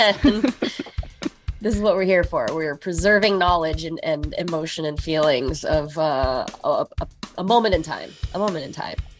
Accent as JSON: {"language": "English", "region": "California", "country": "United States", "tie": "born or raised there", "moved": "yes", "lives_now": "New York City, United States", "said": "growing up in California"}